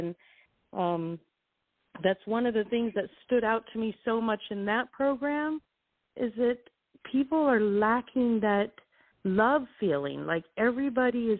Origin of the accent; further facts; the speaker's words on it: California, United States; moved away as an adult; also born or lived in Guam / Las Vegas; I was from California, so I've always been a city person.